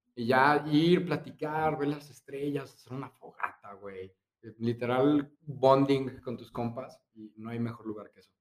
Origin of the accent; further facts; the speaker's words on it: Guadalajara, Jalisco, Mexico; nosotros somos de Guadalajara y aquí Chapala